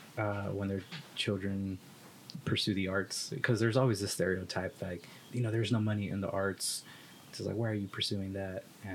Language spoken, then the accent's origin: English; Arkansas, United States; Well, I am.